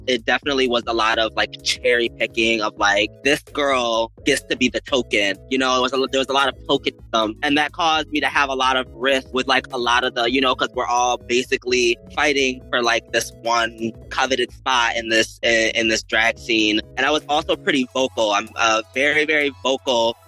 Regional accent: Rochester, New York, United States; moved away as an adult; now in Los Angeles, United States; I moved from Rochester, New York. You know, like Niagara Falls, Buffalo, that part of New York.

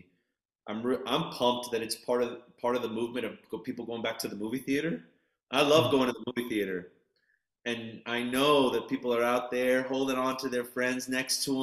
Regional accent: New York City, New York, United States; I live in New York. I'm a New Yorker

